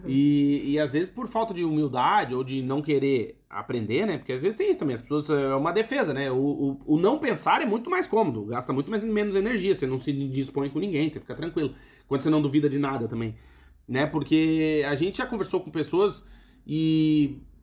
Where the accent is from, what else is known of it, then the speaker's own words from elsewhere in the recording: Brazil; moved away as an adult; nós, que somos do Brasil